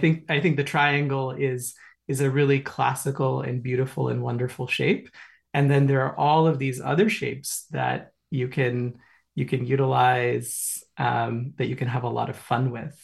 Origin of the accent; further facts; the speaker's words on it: Kolkata, West Bengal, India; also born or lived in New York City; now in Hudson Valley, United States; growing up in India, in a middle class household